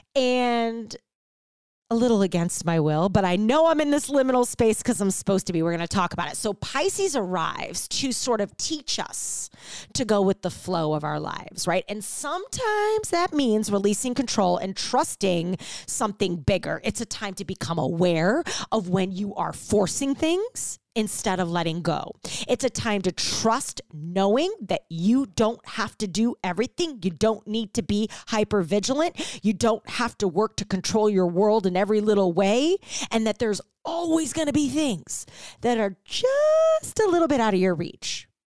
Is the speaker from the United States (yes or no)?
yes; St. Louis, Missouri, United States; moved away as an adult; also born or lived in Chicago; now in Ohio, United States; I'm a Midwest girl, born and raised in Saint Louis